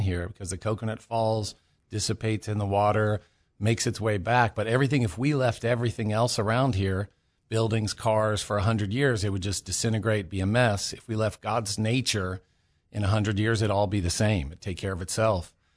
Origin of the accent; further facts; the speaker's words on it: California, United States; moved away as an adult; also born or lived in Maui, Hawaii; I'm originally from California